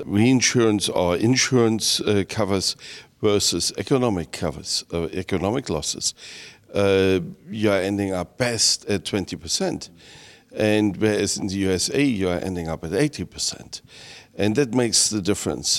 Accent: Germany; I come from Germany, 80 million

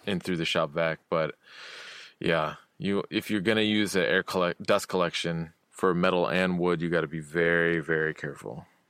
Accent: Olympia, Washington, United States; my hometown in Olympia

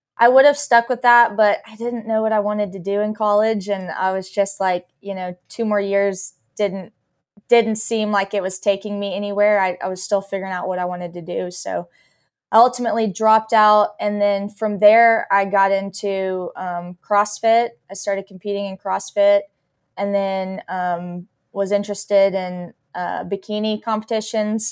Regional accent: Texas, United States; I grew up in Texas.

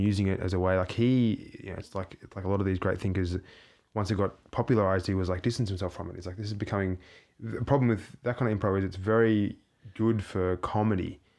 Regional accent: Australia; moved away; I'm an artist from Australia

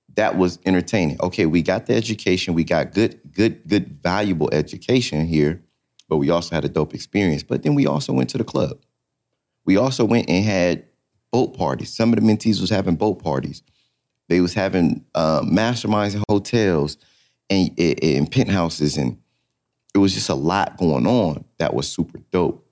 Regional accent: California, United States; moved away as an adult; also born or lived in Atlanta; I come from California

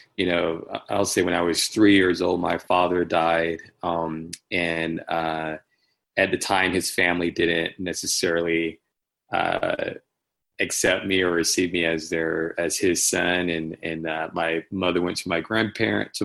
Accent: Washington, North Carolina, United States; born and raised in Eastern North Carolina, a small town called Washington, North Carolina

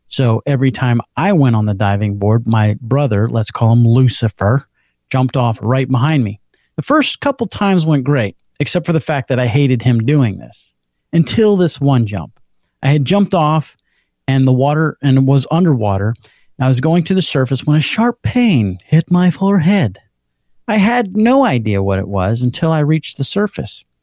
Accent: Orlando, Florida, United States; I am from Orlando, Florida.

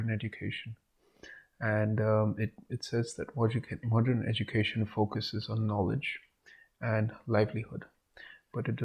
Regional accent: India; be proud as an Indian

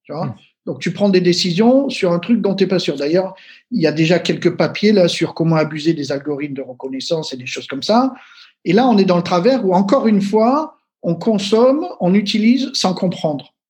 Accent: Marseille, Provence-Alpes-Côte d'Azur, France; je viens de Marseille

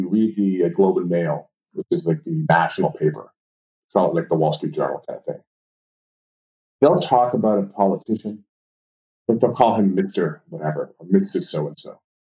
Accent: Montreal, Quebec, Canada; now in United States; Yes. I'm actually from Montreal originally. I've been living in the U.S. for about 20 years now.

